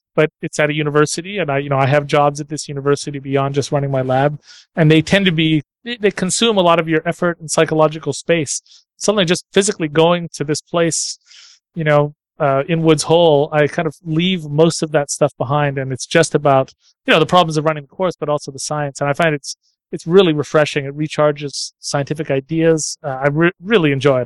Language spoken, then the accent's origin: English; Ottawa, Ontario, Canada; I grew up in Ottawa, Canada